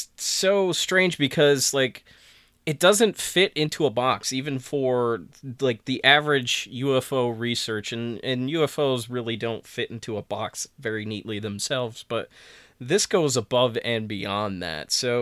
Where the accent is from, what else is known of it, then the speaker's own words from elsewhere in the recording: Saranac Lake, New York, United States; up in my neck of the woods in my hometown